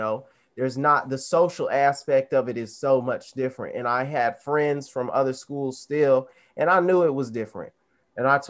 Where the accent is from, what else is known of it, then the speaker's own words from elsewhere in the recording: Arizona, United States; also born or lived in the South; I was growing up in Arizona. I'm from the South. You know, I'm Southern at heart